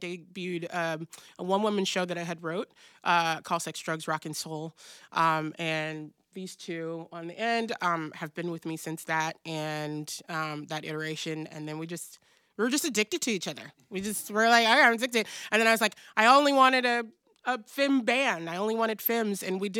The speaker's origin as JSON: {"language": "English", "region": "Pacific Northwest", "country": "United States", "tie": "born or raised there", "also_born_or_lived": "South", "said": "I'm from the Pacific Northwest, I was born in the South, but like I grew up here, and we're a different kind of breed, you know?"}